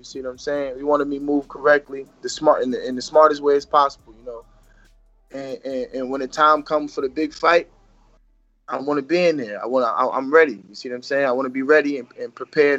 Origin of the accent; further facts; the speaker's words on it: Jersey City, New Jersey, United States; I was born in Jersey City, New Jersey. But my mother's from Jersey City